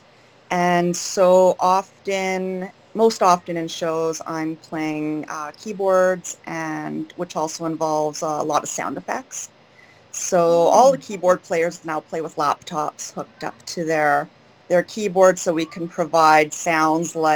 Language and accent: English; Guelph, Ontario, Canada; moved away as an adult; now in Sarnia, Canada; I grew up in Guelph